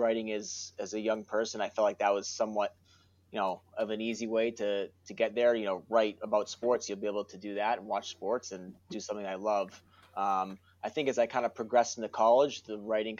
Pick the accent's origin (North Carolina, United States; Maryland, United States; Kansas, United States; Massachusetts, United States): Massachusetts, United States; Worcester; from Worcester, grew up, born and raised in Worcester, still have a lot of family there